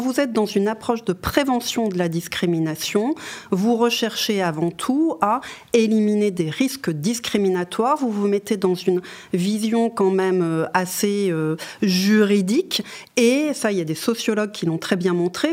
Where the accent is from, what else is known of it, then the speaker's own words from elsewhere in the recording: Lorraine, Grand Est, France; moved away; je viens de Lorraine